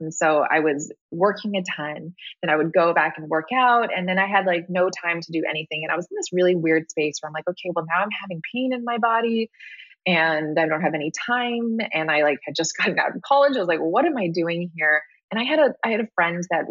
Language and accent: English; Hawaii, United States; I grew up in Hawaii